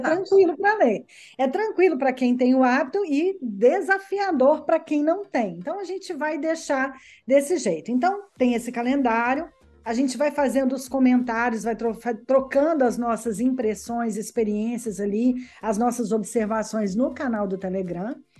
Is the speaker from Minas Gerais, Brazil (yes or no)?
yes; Belo Horizonte, Minas Gerais, Brazil; moved away as an adult; now in Verona, Italy; nasci em Minas Gerais, em Belo Horizonte. Tem pouco tempo que eu moro aqui na Itália, tem quatro anos